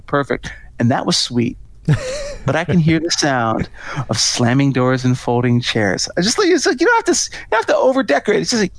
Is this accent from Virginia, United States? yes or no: no; Potomac, Maryland, United States; This is recorded live near my hometown. It's Meriwether Post Pavilion. So I grew up in Potomac, Maryland.